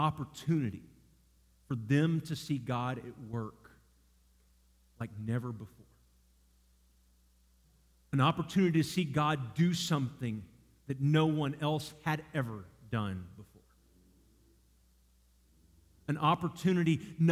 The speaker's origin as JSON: {"language": "English", "town": "Dallas", "region": "Texas", "country": "United States", "tie": "born or raised there", "also_born_or_lived": "Garland, Texas / Cleburne, Texas", "said": "growing up in Dallas area"}